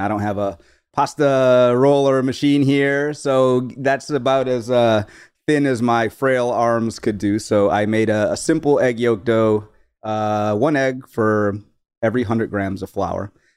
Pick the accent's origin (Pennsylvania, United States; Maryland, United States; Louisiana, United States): Louisiana, United States; New Orleans; we are from New Orleans